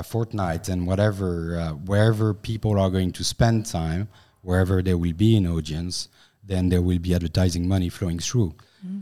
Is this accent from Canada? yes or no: no; France; accent: French; English is a second language; I'm a French guy, so sorry for my accent